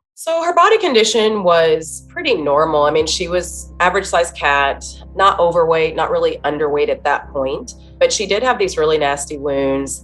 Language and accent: English; Dayton, Ohio, United States; I'm from Dayton, Ohio. Um, it's a city, but a smaller size city. And I um, went to a small Christian school